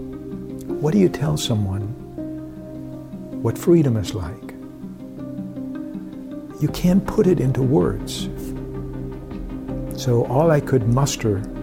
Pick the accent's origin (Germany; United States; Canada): Germany; born or raised there; moved away